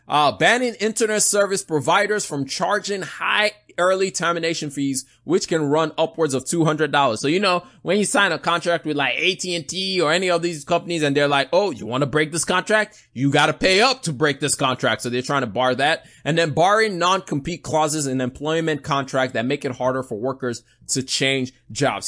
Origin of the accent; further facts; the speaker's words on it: Nigeria; I'm Nigerian